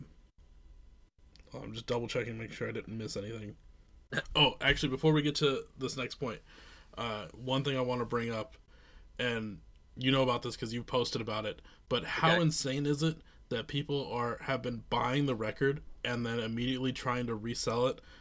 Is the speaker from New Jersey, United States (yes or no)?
no; Iowa, United States; now in Minneapolis, United States; So I'm from the Midwest. Like, I'm originally from Iowa, but I live in Minneapolis now